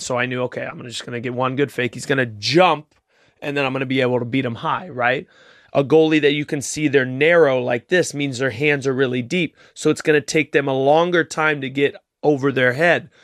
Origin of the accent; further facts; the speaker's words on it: Rio de Janeiro, Brazil; moved away; I was born in Rio